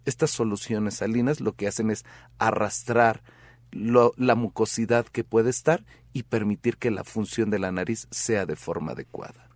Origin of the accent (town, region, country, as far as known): Mexico